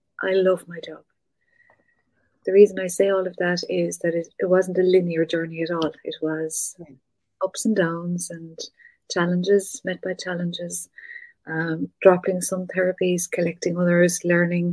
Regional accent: North Cork, Munster, Ireland; moved away; I'm from North Cork, very country, very rural.

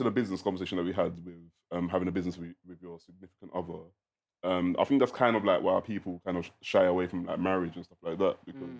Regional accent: London, United Kingdom; I'm from South London, East London. So one of the ones where we probably grew up in the council estates. I personally did. I lived in a public housing council estate

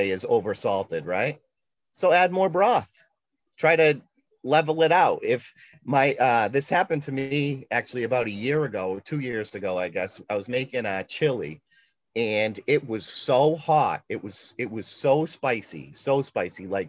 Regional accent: New England, United States; I'm from New England

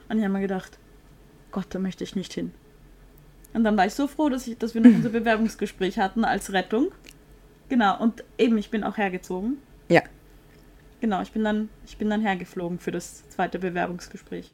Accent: Vienna, Austria; ich komme ja aus Wien

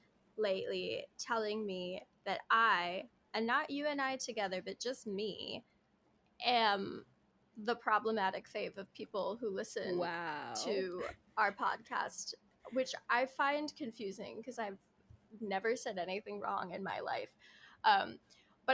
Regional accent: New Jersey, United States; I'm from South Jersey

